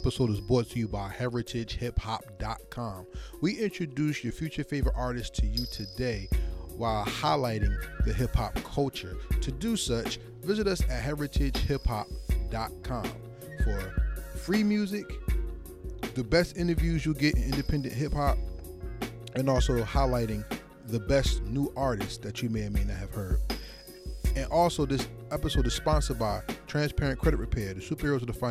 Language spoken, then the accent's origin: English; Essex County, New Jersey, United States; I'm from the East Coast. I'm from New Jersey, right?